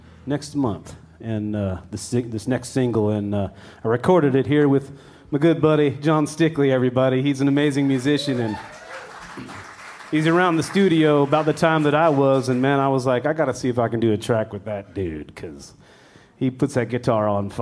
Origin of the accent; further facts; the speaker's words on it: near Weiser, Idaho, United States; I grew up near Weezer, which is 40 miles